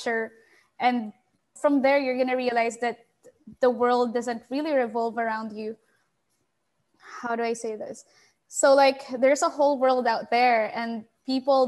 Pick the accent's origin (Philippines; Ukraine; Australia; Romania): Philippines; I'm from the Philippines, so it's Southeast Asia.